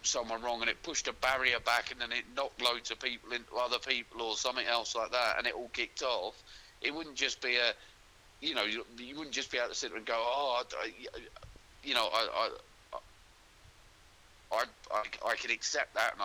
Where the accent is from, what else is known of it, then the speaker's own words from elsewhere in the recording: London, United Kingdom; moved away; I'm from London